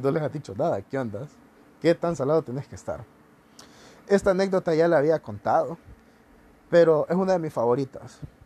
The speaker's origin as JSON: {"language": "Spanish", "country": "Honduras", "said": "Somos el futuro de Honduras"}